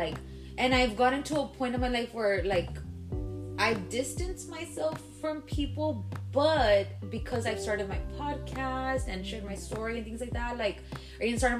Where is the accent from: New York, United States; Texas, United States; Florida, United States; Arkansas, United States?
Texas, United States; Laredo; moved away as an adult; also born or lived in Dallas; now in San Antonio, United States; me and you both were born and raised in Laredo, but I left when I was 2015. I moved to Dallas.